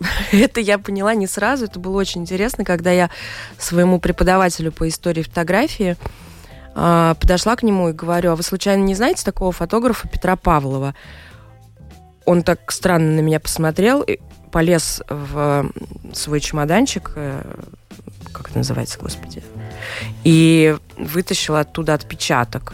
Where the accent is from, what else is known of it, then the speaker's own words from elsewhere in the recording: Moscow, Russia; moved away as an adult; also born or lived in London; я русская, я из России, я родилась в Москве, прожила там всю жизнь